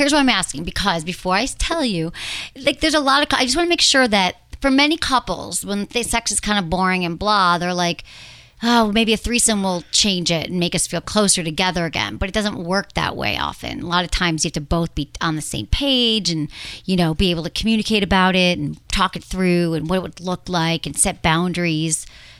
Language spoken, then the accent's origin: English; Michigan, United States; In my home state.